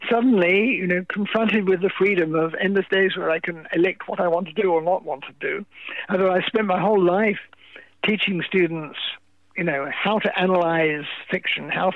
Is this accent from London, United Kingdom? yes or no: yes; London, United Kingdom; moved away as an adult; also born or lived in Venice, Los Angeles, California; now in Los Angeles, United States; as you can tell from my accent, I was born in England, in London, and I spent the first half of my life there, and I emigrated to the United States in 1987.